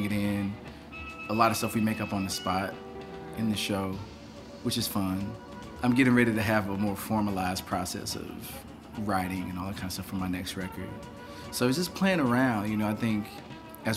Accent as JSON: {"language": "English", "area": "near East St. Louis", "region": "southern Illinois", "country": "United States", "said": "I'm actually from Illinois, on the east side, so like about 5 minutes from East St. Louis. All of my family is really from that part of southern Illinois."}